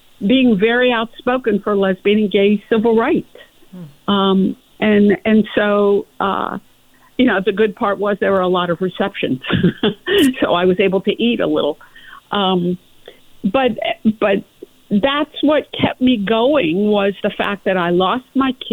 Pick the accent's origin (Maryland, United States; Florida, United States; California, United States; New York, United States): Florida, United States; I grew up in Florida, went to school in Florida